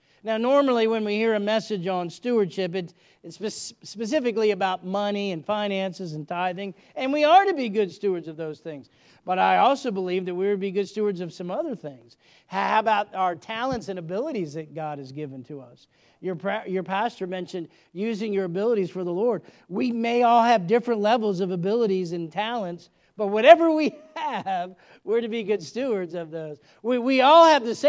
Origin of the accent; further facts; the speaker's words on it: United States; we're citizens of America